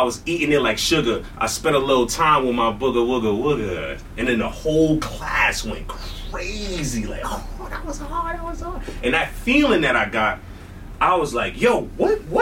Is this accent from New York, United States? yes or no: yes; New York City, New York, United States; I grew up in Brooklyn, New York.